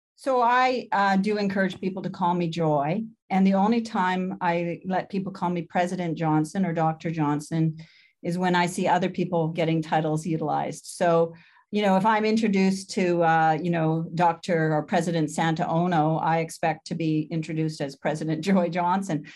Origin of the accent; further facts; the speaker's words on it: London, Ontario, Canada; moved away; also born or lived in Spalding, Saskatchewan / Vancouver; I was born in Spalding, Saskatchewan, but when I was eleven months old, my family moved to Ontario